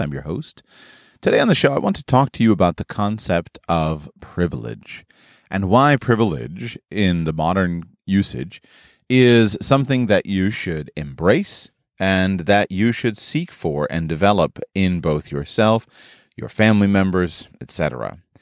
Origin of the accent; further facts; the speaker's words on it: United States; I grew up in the United States of America